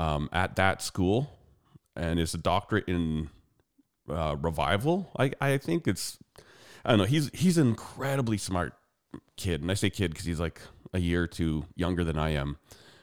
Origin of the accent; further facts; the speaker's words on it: Calgary, Alberta, Canada; the difference between where I grew up and where she grew up is way more culture shock than where I grew up in Calgary.